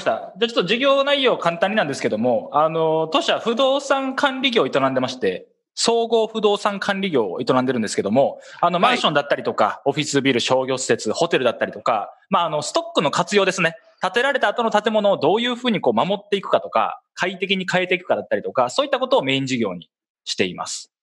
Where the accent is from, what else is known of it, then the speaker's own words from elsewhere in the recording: Kansai, Japan; accent: Kansai-ben; 僕だったら関西弁大事にしようぜ